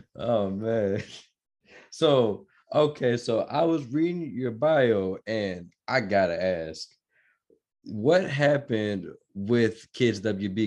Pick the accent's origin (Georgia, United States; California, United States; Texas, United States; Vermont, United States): Georgia, United States; moved away as an adult; also born or lived in Minnesota / Chicago; now in Denton County, United States; I'm from Minnesota, Minnesota, Minnesota, and I was born, and I was, uh, raised in Georgia